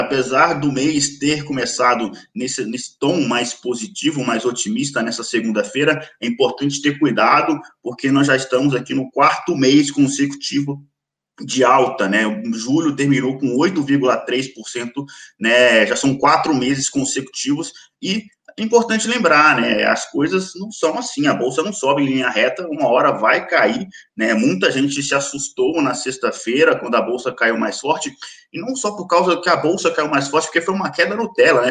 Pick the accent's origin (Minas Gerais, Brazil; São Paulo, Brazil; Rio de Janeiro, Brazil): Minas Gerais, Brazil; accent: mineiro; eu sou mineiro, se o meu sotaque ainda não entregar, ainda sou mineiro